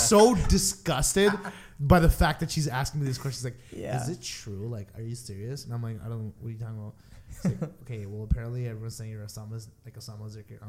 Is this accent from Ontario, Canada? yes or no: yes; Guelph, Ontario, Canada; I did not grow up in a multicultural city. I grew up in a small city called Guelph.